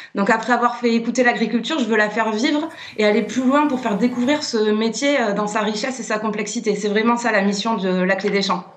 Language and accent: French; Landes, Nouvelle-Aquitaine, France; moved away; also born or lived in Paris; j'ai quitté Paris, je me suis rapprochée de mes Landes natales